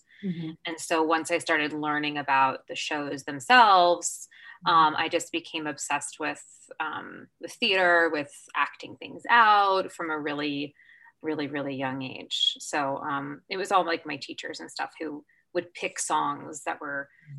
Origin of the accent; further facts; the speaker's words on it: Overland Park, Kansas, United States; moved away; also born or lived in Charleston, West Virginia; So I was born in Charleston, West Virginia. Mm-hmm. And so I still have family there, but I grew up in Overland Park, Kansas, in Kansas City. So my parents are divorced. So I grew up in Overland Park primarily, but my dad lived on the Missouri side in Kansas City. So very much a Kansas City gal.